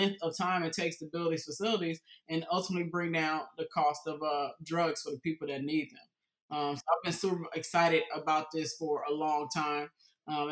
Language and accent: English; Houston, Texas, United States; I was raised in Houston, Texas when I was a kid.